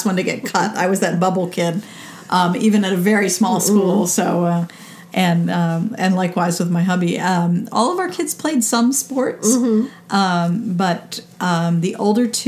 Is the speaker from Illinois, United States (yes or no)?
no; Philadelphia, Pennsylvania, United States; I grew up in Philadelphia when the Flyers were winning Stanley Cups